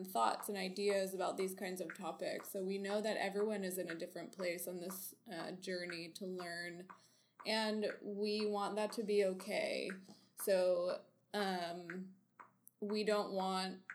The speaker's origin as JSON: {"language": "English", "region": "North Carolina", "country": "United States", "tie": "born or raised there", "said": "I am also from North Carolina. And I grew up in a mostly white, middle-class area"}